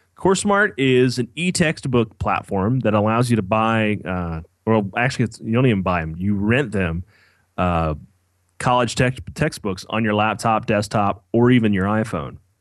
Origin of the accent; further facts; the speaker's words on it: Kentucky, United States; moved away as an adult; now in Ohio, United States; I grew up in Kentucky.